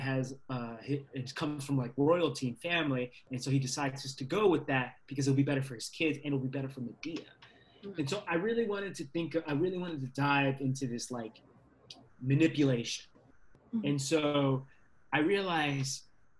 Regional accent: Virginia, United States; I grew up in Virginia in the South

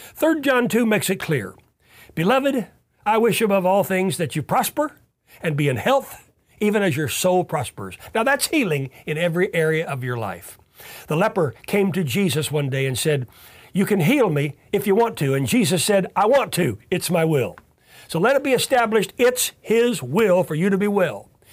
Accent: Tulsa, Oklahoma, United States; I grew up here in Tulsa

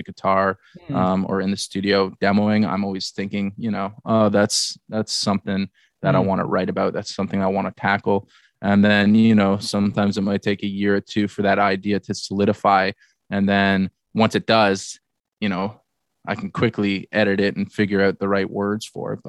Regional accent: Barrie, Ontario, Canada; we grew up in Barrie, my hometown, together

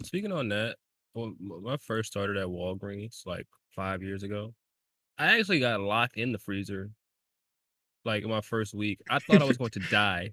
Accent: United States; as an American being born here

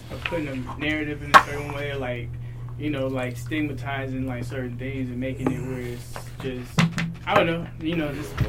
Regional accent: Chicago, Illinois, United States; now in Texas, United States; I'm from Chicago. I'm from the south side of Chicago.

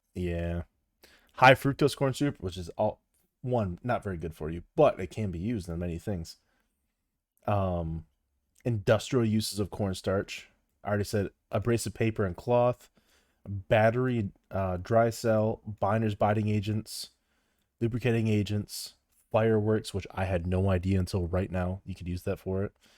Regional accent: Midwest, United States; it's pop. I'm from the Midwest

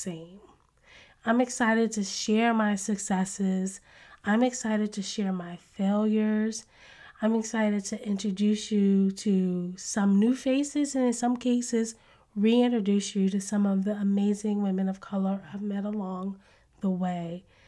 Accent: Connecticut, United States; I'm originally from Connecticut

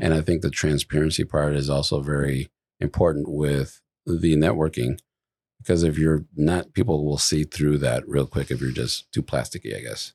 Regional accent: Midwest, United States; moved away; I come from the Midwest

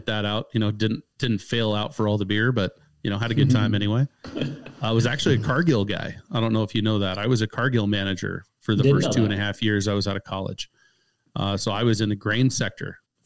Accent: Pendleton, Oregon, United States; now in Colorado, United States; I was born in Pendleton, Oregon, home of Pendleton whiskey, the Pendleton Roundup. That is my stomping grounds. So grew up in a very agricultural community

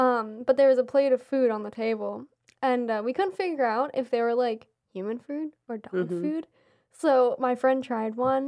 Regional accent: Pennsylvania, United States; and I'm from Pennsylvania.

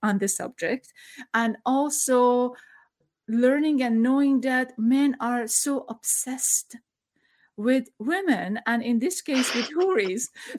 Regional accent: Iran; moved away; I'm from Iran.

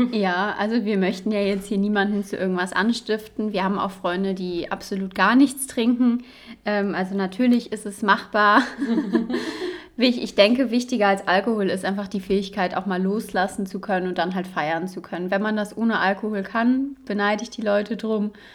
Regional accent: Cologne, North Rhine-Westphalia, Germany; moved away as an adult; now in Dresden, Germany; Ich komme ursprünglich aus Köln, also es haben sich zwei Rheinländerinnen gefunden

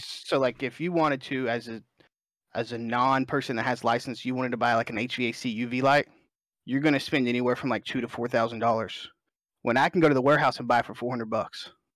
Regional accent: Alabama, United States; I'm born and raised in Alabama. I'm a Southern guy

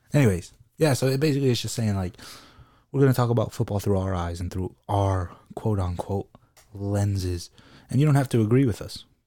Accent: United States; I'm American

